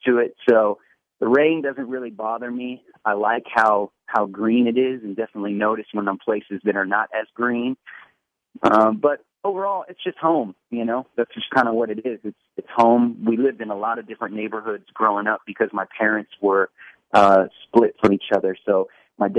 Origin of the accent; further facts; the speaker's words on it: Portland, Oregon, United States; also born or lived in New Jersey / Washington, D.C. / Los Angeles; I was born and raised in Portland, Oregon